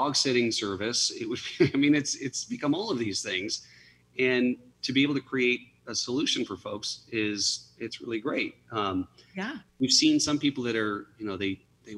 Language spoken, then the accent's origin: English; outside of Chicago, Illinois, United States; moved away; I was born outside of Chicago